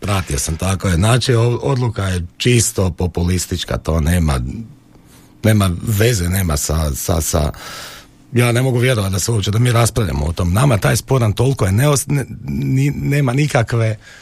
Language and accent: Croatian; Croatia; mi smo Hrvati emotivan narod